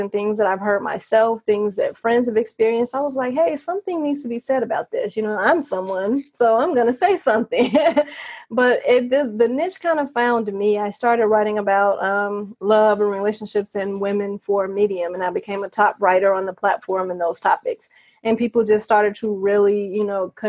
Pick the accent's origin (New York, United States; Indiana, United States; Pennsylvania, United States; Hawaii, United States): Indiana, United States; Gary; moved away as an adult; now in Las Vegas, United States; I'm from Indiana. I was born in Gary